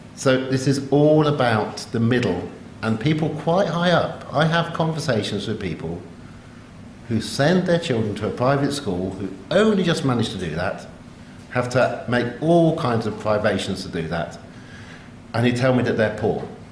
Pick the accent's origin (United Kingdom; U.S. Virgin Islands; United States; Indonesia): United Kingdom; England; I'm English